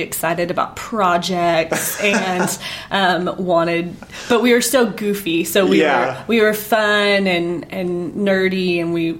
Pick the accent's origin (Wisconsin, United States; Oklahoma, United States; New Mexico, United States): Oklahoma, United States; Tulsa; I grew up in Tulsa, Oklahoma, lived there